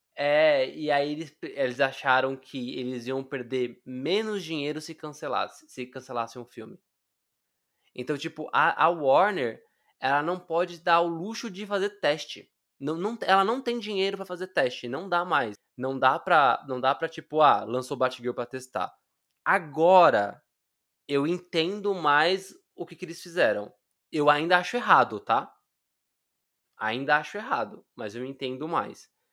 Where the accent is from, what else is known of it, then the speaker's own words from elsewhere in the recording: Brazil; como eu sou latino, eu não sei se vocês sabem, mas brasileiro é latino, tá?